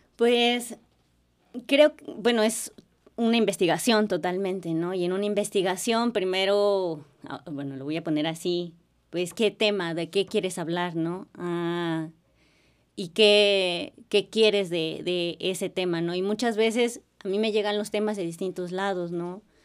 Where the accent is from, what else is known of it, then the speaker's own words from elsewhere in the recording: Acapulco, Guerrero, Mexico; moved away as an adult; now in Xalapa, Mexico; soy acapulqueña, soy de Acapulco